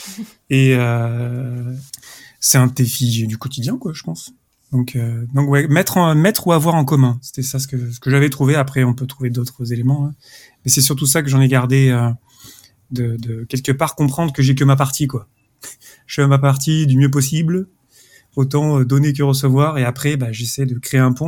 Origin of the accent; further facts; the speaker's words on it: France; now in Zurich, Switzerland; je suis français, j'habite à Zurich